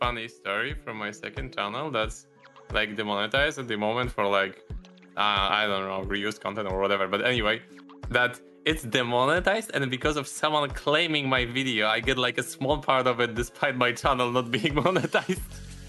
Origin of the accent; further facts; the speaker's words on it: Poland; I'm from Poland.